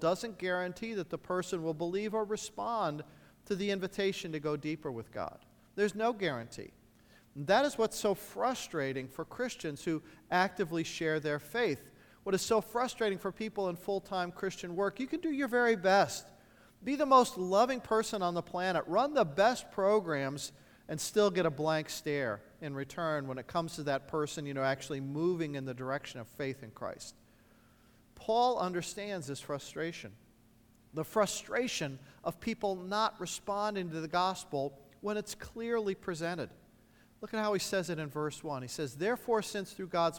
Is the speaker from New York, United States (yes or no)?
no; Indiana, United States; A large church in my hometown in Indiana